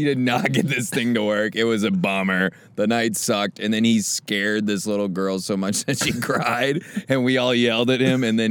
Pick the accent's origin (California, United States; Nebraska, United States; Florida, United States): Nebraska, United States; We grew up in Nebraska.